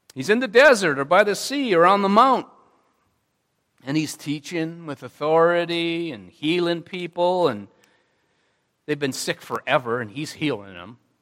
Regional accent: Jackson, Wisconsin, United States; I grew up in Jackson, Wisconsin.

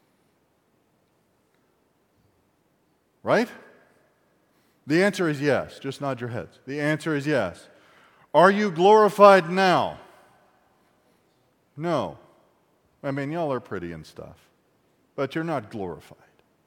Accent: Appalachia, United States; I'm an Appalachian American of German, French, and redneck

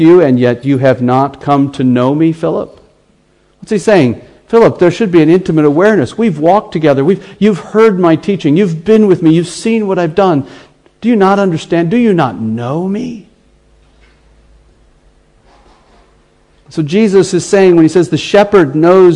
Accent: United States; accent: American; my American accent

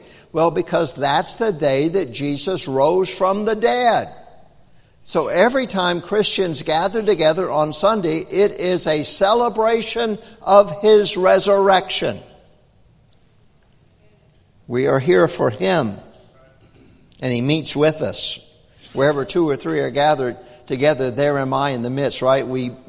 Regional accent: Tennessee, United States; also born or lived in North Carolina / Texas / Germany; Now, I grew up in the South. I was born in North Carolina. I was raised up in Tennessee, Texas, Germany.

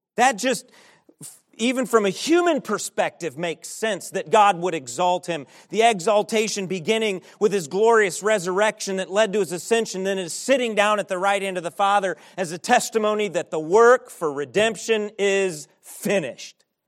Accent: United States; as American Christians

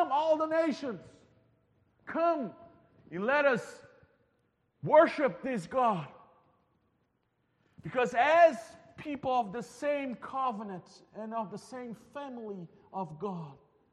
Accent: Brazil; moved away; I'm from Brazil

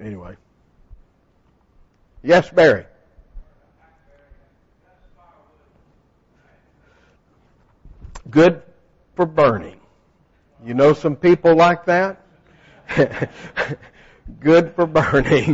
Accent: Texas, United States; moved away; when I grew up in Texas, the only trees we had, we didn't have the nice hardwoods like you have

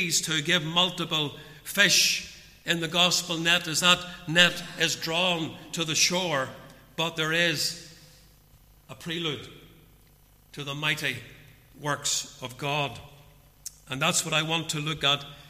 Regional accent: Portadown, Northern Ireland, United Kingdom; now in Ballymoney, United Kingdom; growing up in Portadown as a young man

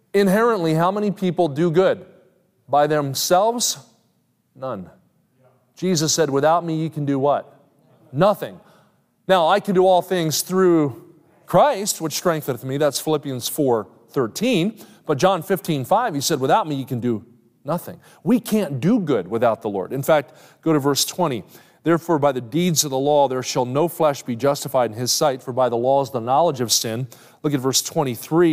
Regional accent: New Jersey, United States; I grew up in South Jersey.

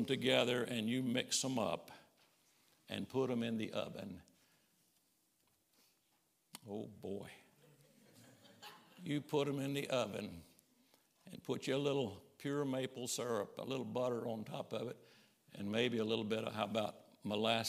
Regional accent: Summerville, South Carolina, United States; My daddy and mama, they were from Arkansas, and we grew up in South Carolina, Somerville, down around Charleston.

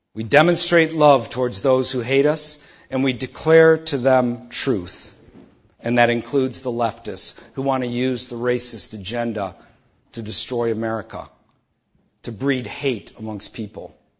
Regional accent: Detroit, Michigan, United States; I grew up in Detroit

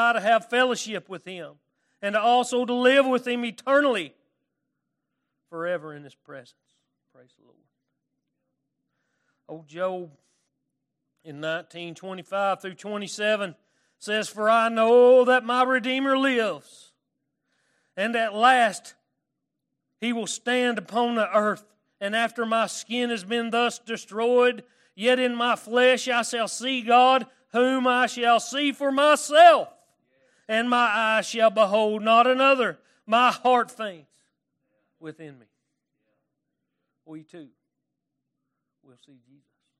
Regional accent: Arkansas, United States; accent: Arkansas; I can't get my Arkansas accent around. And I acquired this accent because I moved to Paris, Arkansas

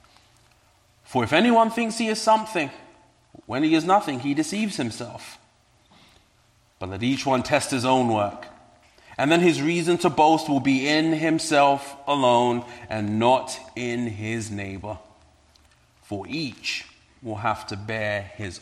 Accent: London, United Kingdom; now in Medford, United States; You may pick up an accent. I am indeed from London.

